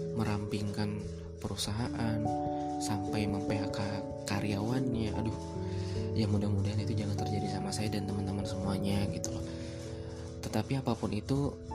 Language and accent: Indonesian; Padang Sidempuan, North Sumatra, Indonesia; moved away as an adult; saya pribadi yang memang merantau dari kota asal saya, Padang Sidimuun